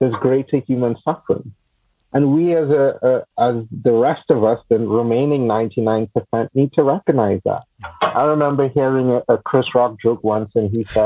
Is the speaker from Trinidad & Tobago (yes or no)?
yes; Trinidad & Tobago; moved away; also born or lived in United States / Washington, D.C.; I grew up in Trinidad in the Caribbean, and then I moved to the U.S. and I lived there for a long time